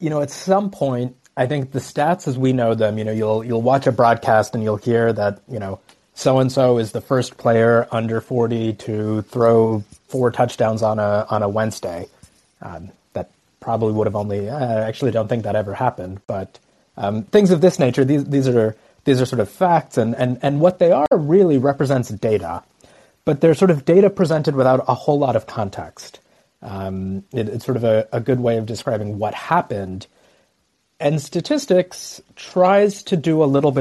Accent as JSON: {"language": "English", "town": "Dallas", "region": "Texas", "country": "United States", "tie": "born or raised there", "moved": "yes", "lives_now": "Madison, United States", "said": "I grew up in Dallas, and I'm really proud of where I came from"}